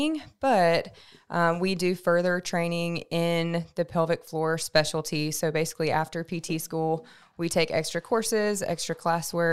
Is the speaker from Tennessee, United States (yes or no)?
yes; Memphis, Tennessee, United States; also born or lived in Mississippi; I'm from Memphis, Tennessee.